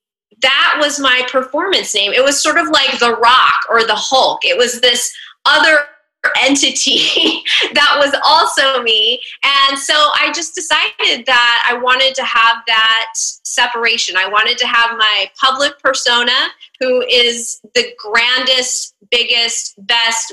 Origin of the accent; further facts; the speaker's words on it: Northern California, United States; moved away as an adult; also born or lived in DC metro area; now in Washington, D.C. metro area, United States; I'm actually originally from Northern California, but I've lived in the DC metro area for about 15 years